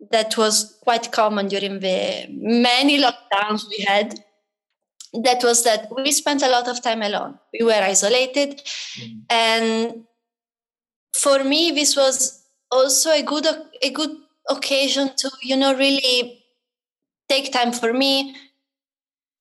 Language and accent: English; Italy; moved away as an adult; I grew up in Italy